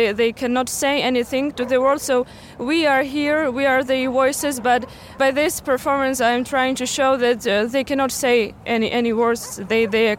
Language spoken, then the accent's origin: English; Bucha, Kyiv Oblast, Ukraine; I'm 23 years old. I'm from Bucha and I'm Ukrainian.